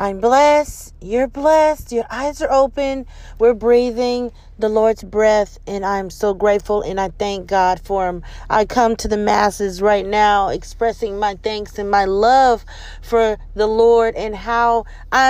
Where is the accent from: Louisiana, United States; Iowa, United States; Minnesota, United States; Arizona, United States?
Louisiana, United States; I'm from Louisiana and never been to New Orleans